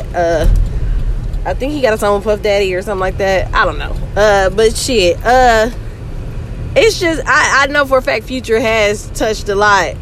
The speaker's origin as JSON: {"language": "English", "region": "the South", "country": "United States", "tie": "born or raised there", "said": "I was raised in the South"}